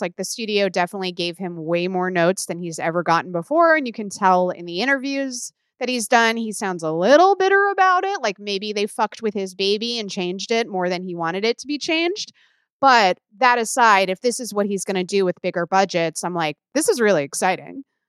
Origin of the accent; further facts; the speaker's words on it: Illinois, United States; where I grew up in Illinois